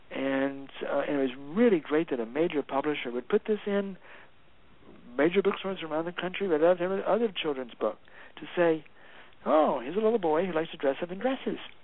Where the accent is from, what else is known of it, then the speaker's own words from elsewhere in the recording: the South, United States; moved away; also born or lived in San Francisco; I grew up in the South where there were white folk and black folk